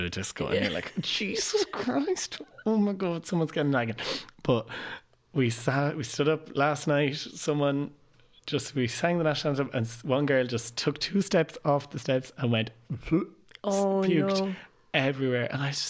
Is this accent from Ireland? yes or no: yes; Portlaoise, Leinster, Ireland